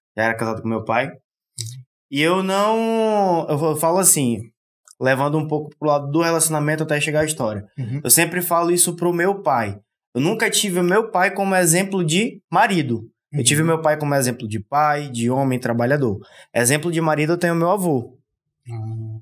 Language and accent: Portuguese; Manaus, Amazonas, Brazil; Sou de Manaus.